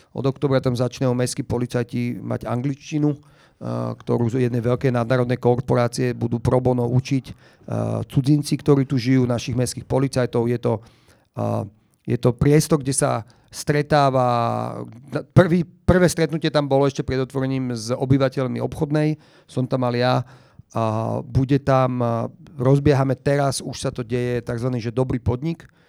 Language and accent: Slovak; Bratislava, Bratislava Region, Slovakia; odkedy ja som vyrastal na Šafarkovom námestí a chodil som do školy na Jesenského, do základy